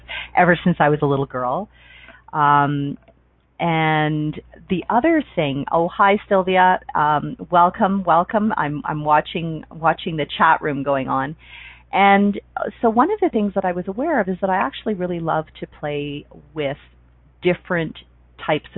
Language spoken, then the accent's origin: English; Toronto, Ontario, Canada; moved away as an adult; I grew up in Toronto, Ontario